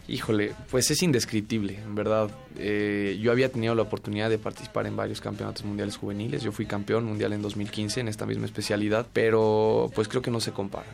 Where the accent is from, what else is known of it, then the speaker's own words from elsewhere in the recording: Mexico City, Mexico; Yo nací en la Ciudad de México el 27 de septiembre de 1996.